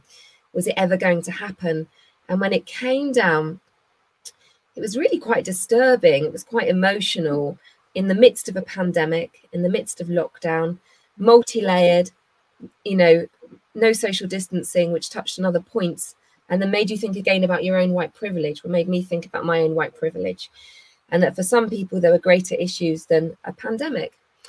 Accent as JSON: {"language": "English", "town": "Bristol", "region": "South West England", "country": "United Kingdom", "tie": "born or raised there", "said": "I grew up in Bristol. I went to St Mary Redcliffe School"}